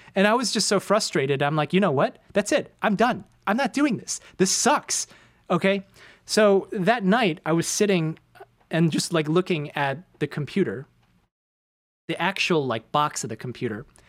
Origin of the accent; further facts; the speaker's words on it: Chicago, Illinois, United States; moved away as an adult; now in New York City, United States; left my hometown, come to a completely different place where I know one person amongst nine million people